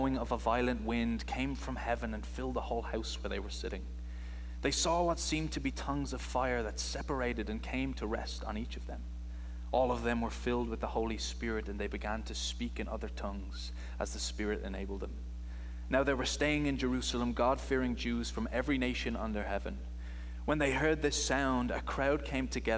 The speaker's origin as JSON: {"language": "English", "country": "Ireland", "said": "I'm from Ireland is where I'm from."}